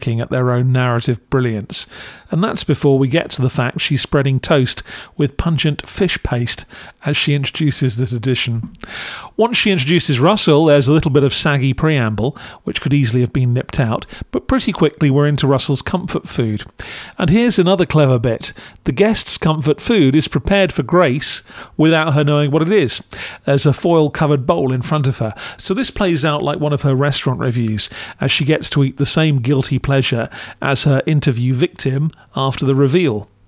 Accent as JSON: {"language": "English", "country": "United Kingdom", "said": "As a Brit"}